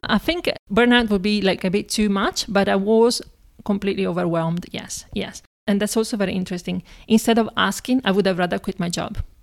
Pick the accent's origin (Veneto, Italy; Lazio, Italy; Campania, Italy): Veneto, Italy; Padua; now in Prague, Czech Republic; I was born in Italy, in a town called Padova, or Padova, which is close to Venice